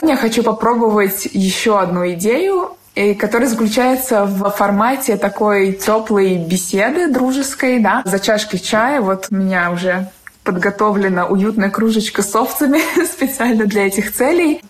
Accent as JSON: {"language": "Russian", "region": "Moscow", "country": "Russia", "moved": "as an adult", "lives_now": "London, United Kingdom", "said": "я из Москвы"}